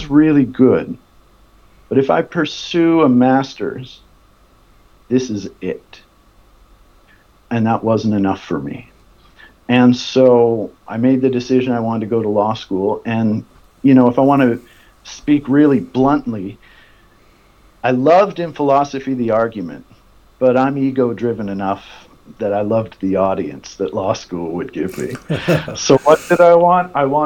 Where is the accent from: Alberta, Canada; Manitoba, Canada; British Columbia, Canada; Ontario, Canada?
Alberta, Canada; Calgary; I'm from Calgary, Alberta. I grew up the son of a lawyer